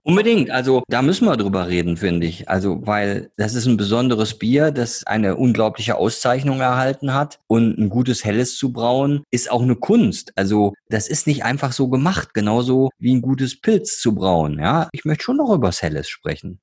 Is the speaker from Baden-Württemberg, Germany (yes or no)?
no; Ruhr area, North Rhine-Westphalia, Germany; ich komme ja aus dem Ruhrgebiet